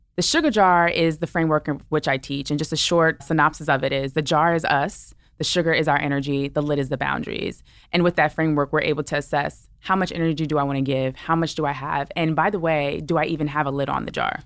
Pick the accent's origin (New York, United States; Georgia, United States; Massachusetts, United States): New York, United States; New York City; I'm a New Yorker, right? I'm from Brooklyn